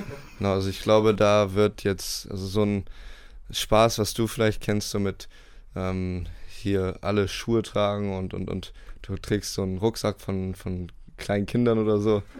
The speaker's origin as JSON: {"language": "German", "town": "Bremerhaven", "region": "Bremen", "country": "Germany", "also_born_or_lived": "United States", "moved": "as an adult", "said": "als ich 18 war, mhm. bin ich aus Bremerhaven weggegangen und dann nach Amerika ähm, aufs College"}